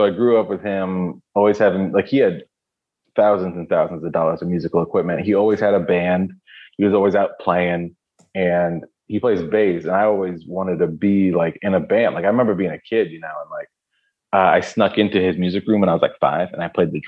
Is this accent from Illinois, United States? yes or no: no; Pennsylvania, United States; also born or lived in Stratford, Connecticut; now in Nashville, United States; Born in Stratford, Connecticut. And then parents split up. Mom moved to PA, took us with her. So then I grew up in Pennsylvania.